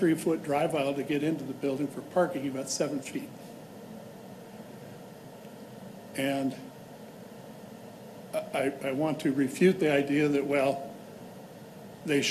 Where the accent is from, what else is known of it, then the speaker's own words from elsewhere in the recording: Lake Forest Park, Washington, United States; now in Edmonds, United States; I grew up in Lake Forest Park, so I'm local